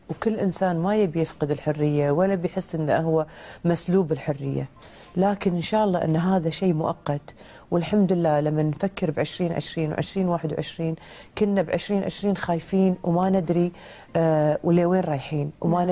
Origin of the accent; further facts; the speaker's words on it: Kuwait; بلدنا الكويت